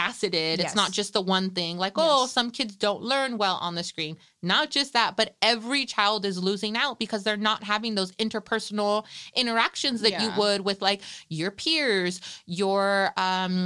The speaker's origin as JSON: {"language": "English", "town": "Salinas", "region": "California", "country": "United States", "tie": "born or raised there", "said": "I'm a product of East Salinas. I grew up on the East Side"}